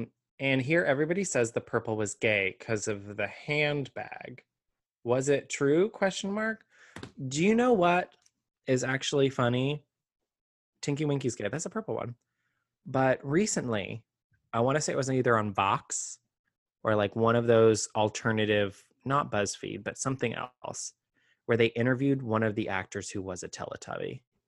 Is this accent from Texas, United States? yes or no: yes; Texas, United States; where I grew up in the Hill Country, it floods pretty intensely, like once a year